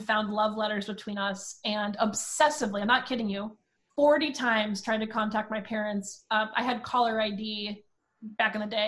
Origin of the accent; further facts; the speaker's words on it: Princeton Junction, New Jersey, United States; also born or lived in Long Island, New York; when I was 5, I moved to Princeton Junction, New Jersey.